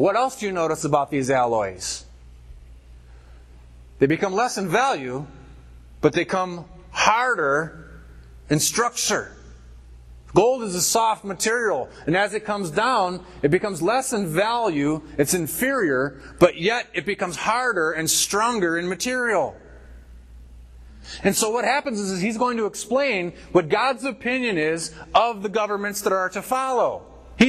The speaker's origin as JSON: {"language": "English", "country": "United States", "said": "we're an American"}